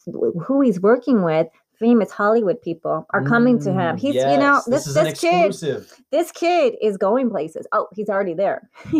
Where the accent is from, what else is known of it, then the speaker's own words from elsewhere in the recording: Italy; born there; accent: Valley Girl; I've been telling people this for years. I was born in Italy.